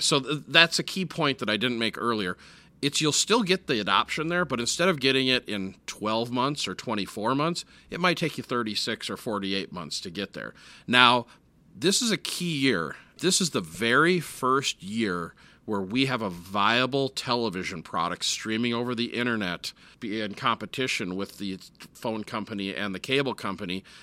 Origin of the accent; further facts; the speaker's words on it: Minneapolis, Minnesota, United States; I grew up in Minneapolis